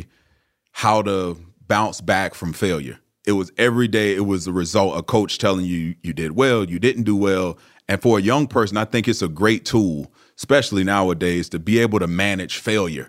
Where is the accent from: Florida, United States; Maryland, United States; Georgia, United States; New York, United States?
Florida, United States; Largo; I'm from a small city in Florida called Largo